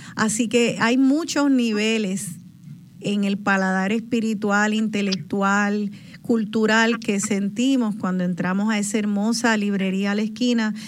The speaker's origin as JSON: {"language": "Spanish", "country": "Puerto Rico", "said": "soy un boricua"}